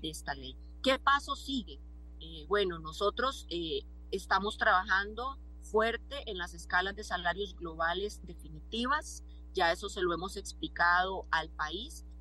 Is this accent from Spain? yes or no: no; Costa Rica; como costarricense